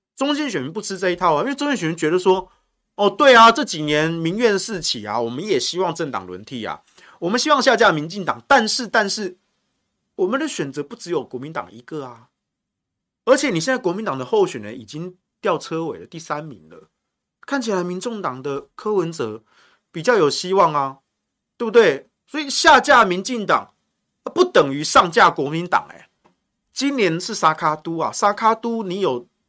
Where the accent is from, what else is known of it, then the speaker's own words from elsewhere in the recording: Taichung, Taiwan; 我身为台中人，我以前多年，我没有吃过，也没有见过淡水阿给这个小吃